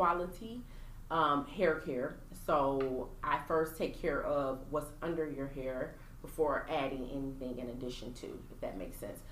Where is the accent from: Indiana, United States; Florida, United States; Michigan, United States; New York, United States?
Michigan, United States; Pontiac; I'm from Pontiac, Michigan